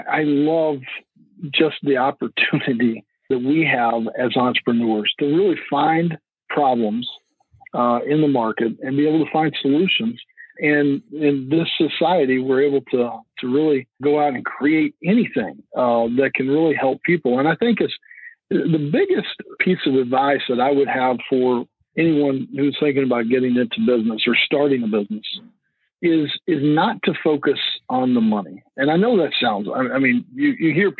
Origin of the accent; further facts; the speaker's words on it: Lubbock, Texas, United States; moved away; I grew up in West Texas. It's where I grew up, around Lubbock, Texas